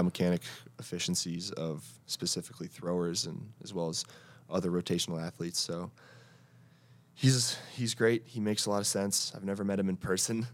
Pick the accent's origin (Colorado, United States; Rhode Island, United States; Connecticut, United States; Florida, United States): Connecticut, United States; moved away as an adult; I was from Connecticut and I didn't have the exposure